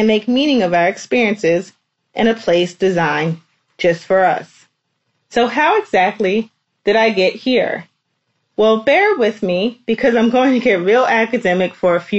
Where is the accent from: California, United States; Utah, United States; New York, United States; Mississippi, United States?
New York, United States; New York City; I'm originally from New York City.